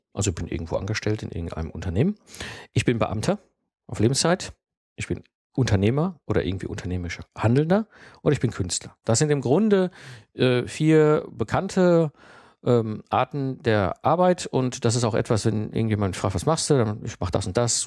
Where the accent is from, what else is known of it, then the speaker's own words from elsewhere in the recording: Herdecke, North Rhine-Westphalia, Germany; 1974 geboren worden und aufgewachsen in Herdecke. Das ist ein kleiner Ort direkt in der Nähe von Dortmund.